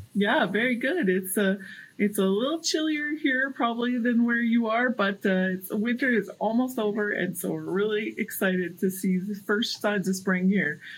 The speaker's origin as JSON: {"language": "English", "town": "Prince Albert", "region": "Saskatchewan", "country": "Canada", "tie": "born or raised there", "said": "my hometown is in Saskatchewan, and some from the north, from Prince Albert area"}